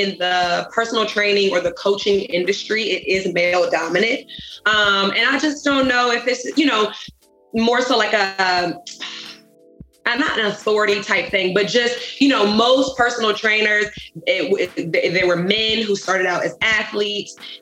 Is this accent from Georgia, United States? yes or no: no; Richmond, Virginia, United States; also born or lived in Chesterfield, Virginia; I'm originally from Richmond, Virginia